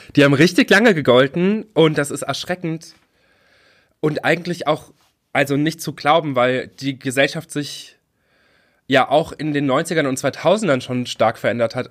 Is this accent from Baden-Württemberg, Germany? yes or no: no; Trier area, Rhineland-Palatinate, Germany; moved away; wo ich aufgewachsen bin